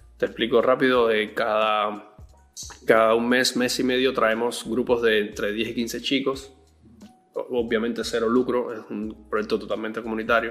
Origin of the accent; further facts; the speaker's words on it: Cuba; moved away as an adult; now in Callao, Peru; yo vengo de Cuba. En Cuba estudié música desde joven, desde los 12 años aproximadamente